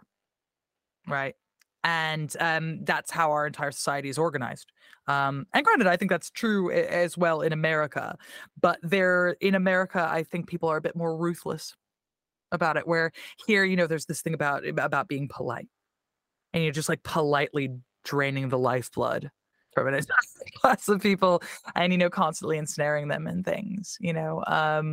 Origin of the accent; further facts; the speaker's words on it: Tacoma, Washington, United States; accent: American; moved away as an adult; now in London, United Kingdom; I'm from South Tacoma